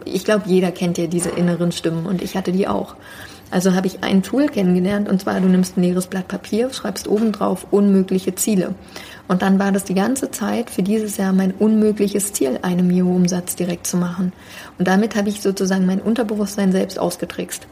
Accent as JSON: {"language": "German", "region": "Berlin", "country": "Germany", "tie": "born or raised there", "said": "ich bin äh, also in Berlin aufgewachsen"}